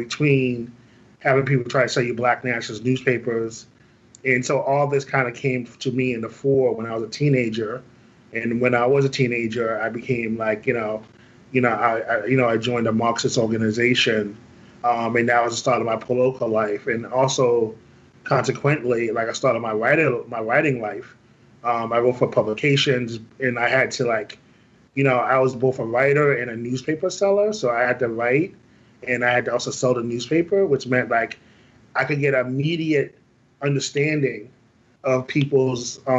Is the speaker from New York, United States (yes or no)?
yes; New York, United States; I grew up in Harlem in the late 70s.